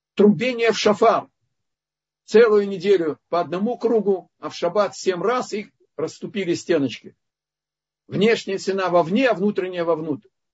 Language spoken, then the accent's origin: Russian; Lithuania; Я из Литвы